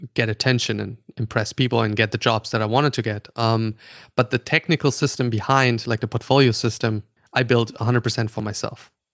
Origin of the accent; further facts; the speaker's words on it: Austria; English is a second language; also born or lived in Germany / Stockholm; now in New York, United States; I'm, uh, German. Uh, so I'm born in Germany. I grew up in Austria